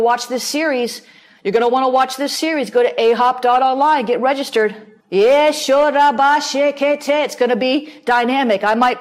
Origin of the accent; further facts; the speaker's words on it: the South, United States; I'm from the South